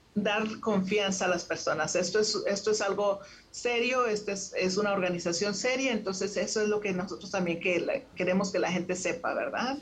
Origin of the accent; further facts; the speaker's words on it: Monterrey, Nuevo León, Mexico; moved away as an adult; now in Houston, United States; yo nací en Monterrey, en Monterrey, México, este, y tengo 30 años viviendo en Houston, Texas.